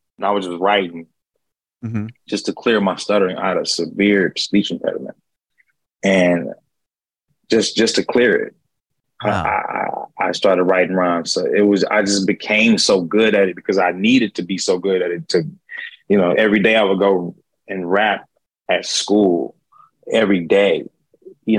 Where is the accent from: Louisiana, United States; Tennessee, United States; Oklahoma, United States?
Oklahoma, United States; Oklahoma City; also born or lived in New York City / Los Angeles; now in Dallas, United States; Oklahoma City, Oklahoma is where I was born and raised at. I live in Dallas, Texas now, but I lived all over in New York City, LA.